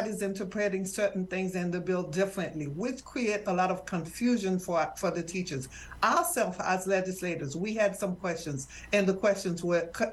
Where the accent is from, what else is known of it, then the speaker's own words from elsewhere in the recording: Haiti; now in United States; I am from Haiti